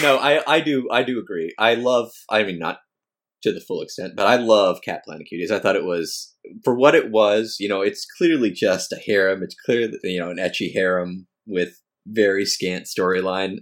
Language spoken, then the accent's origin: English; United States; I'm American.